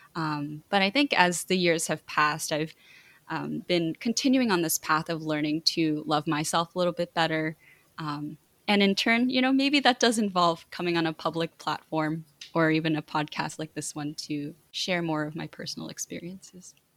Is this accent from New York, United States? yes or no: no; New Jersey, United States; they ended up moving to New Jersey, and that's where I was born and that's where I was raised